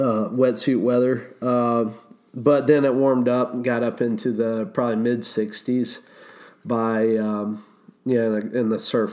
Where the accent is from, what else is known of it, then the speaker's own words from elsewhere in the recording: Gainesville, Florida, United States; I'm from Gainesville, Florida